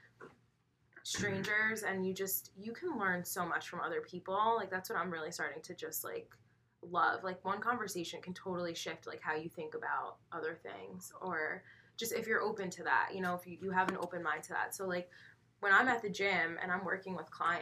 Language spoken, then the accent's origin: English; Northern Westchester, New York, United States; I grew up in Northern Westchester, so I was born and raised, and that's where I'm still located